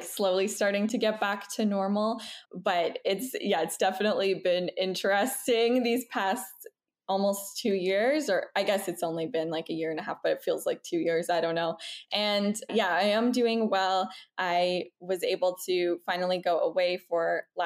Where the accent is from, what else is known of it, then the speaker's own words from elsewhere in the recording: Toronto, Ontario, Canada; moved away as an adult; now in Montreal, Canada; I'm originally from Toronto, Canada, but we moved to Montreal, Quebec last year in October.